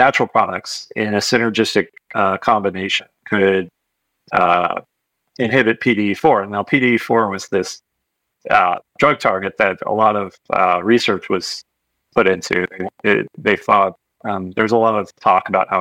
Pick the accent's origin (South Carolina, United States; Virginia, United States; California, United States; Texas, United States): California, United States; Marin; That's where I'm from